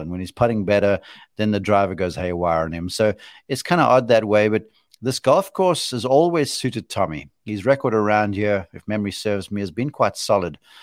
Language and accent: English; South Africa; I'm being a South African homer